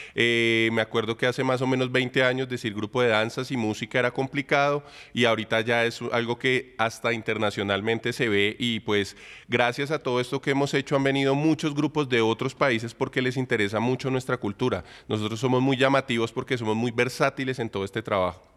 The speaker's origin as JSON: {"language": "Spanish", "region": "Bogotá", "country": "Colombia", "said": "yo soy de Colombia, aparte que soy de Bogotá"}